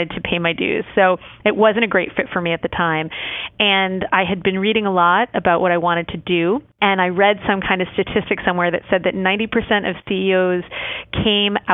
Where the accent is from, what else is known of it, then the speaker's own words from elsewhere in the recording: New York, United States; moved away as an adult; also born or lived in Washington, D.C.; now in Atlanta, United States; I'm actually a New Yorker for all intents and purposes. I moved to New York when I was 10 years old. I went to high school, college, and graduate school in New York